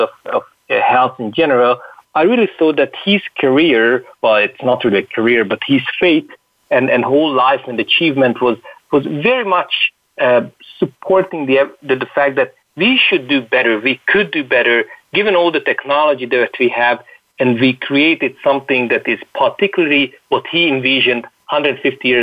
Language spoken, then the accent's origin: English; Hungary; I come from Hungary, a remote country, far out in Europe.